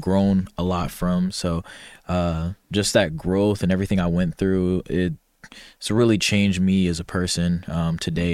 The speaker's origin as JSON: {"language": "English", "region": "Ohio", "country": "United States", "tie": "born or raised there", "moved": "as an adult", "said": "born and raised, I'm from Ohio, a big O H"}